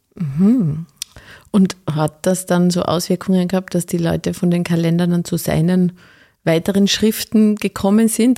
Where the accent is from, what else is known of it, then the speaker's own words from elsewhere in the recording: Carinthia, Austria; moved away; also born or lived in Styria; Ich komme ja aus Kärnten